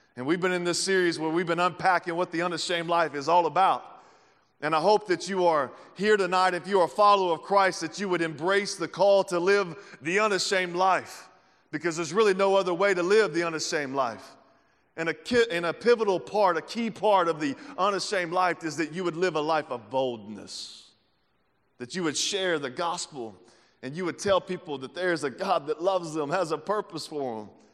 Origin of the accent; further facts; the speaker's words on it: the South, United States; moved away as an adult; now in Kansas City, United States; I'm from the South